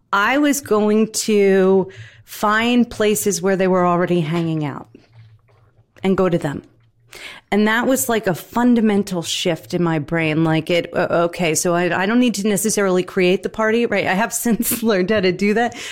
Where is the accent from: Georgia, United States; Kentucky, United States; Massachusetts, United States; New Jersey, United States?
New Jersey, United States; I'm from Jersey, okay? Dirty Jersey